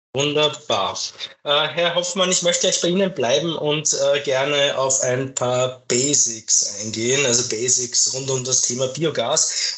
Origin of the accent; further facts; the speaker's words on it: Austria; bei uns in Österreich